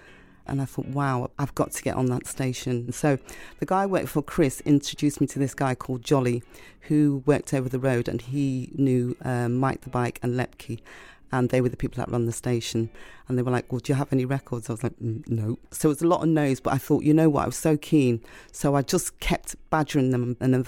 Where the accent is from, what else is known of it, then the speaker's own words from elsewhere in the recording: Liverpool, North West England, United Kingdom; now in London, United Kingdom; I'm from Liverpool originally. So when I first came to London and I was on the radio, I had to really learn very quickly how to change my accent so that people could understand me.